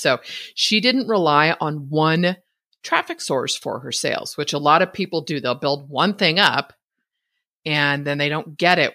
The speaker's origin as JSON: {"language": "English", "region": "Northern California", "country": "United States", "tie": "born or raised there", "moved": "yes", "lives_now": "Idaho, United States", "said": "born and raised in Northern California"}